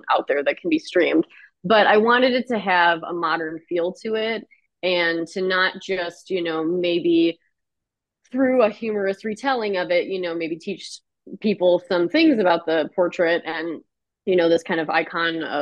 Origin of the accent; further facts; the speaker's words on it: Clarkston, Michigan, United States; also born or lived in Troy, Michigan; I grew up in Clarkston, Michigan. It is a bit north of Detroit.